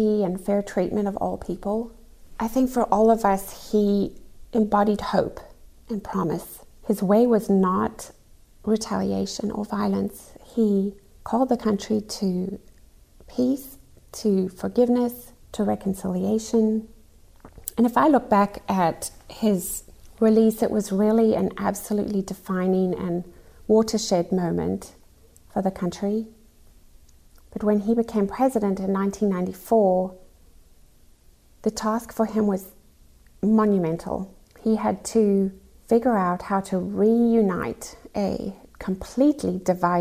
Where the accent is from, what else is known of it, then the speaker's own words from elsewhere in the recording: South Africa; Growing up in South Africa was a very, very interesting experience.